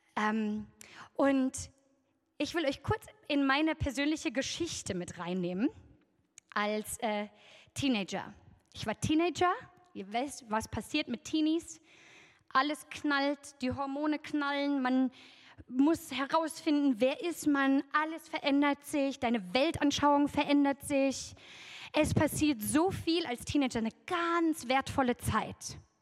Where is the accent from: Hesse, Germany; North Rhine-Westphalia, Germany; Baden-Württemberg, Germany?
North Rhine-Westphalia, Germany; Oberbergisches Land; im Oberbergischen, wo ich herkomme